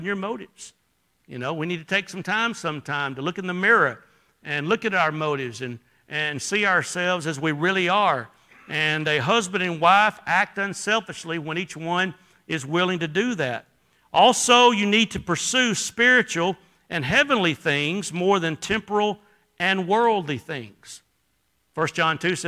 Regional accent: Alabama, United States; I was from Alabama.

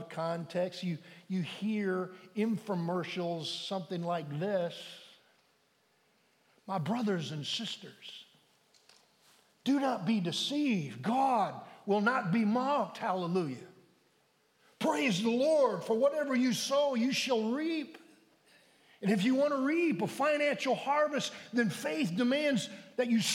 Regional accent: United States; we as American Christians

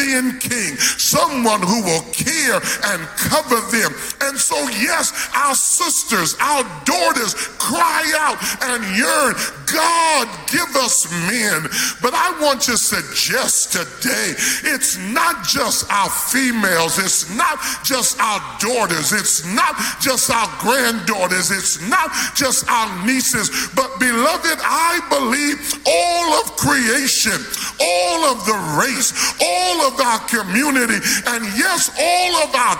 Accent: New York, United States; I grew up in New York

